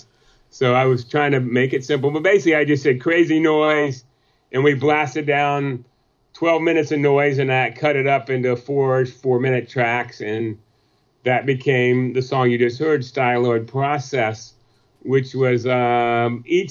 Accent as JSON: {"language": "English", "region": "North Carolina", "country": "United States", "tie": "born or raised there", "said": "we grew up together in the North Carolina"}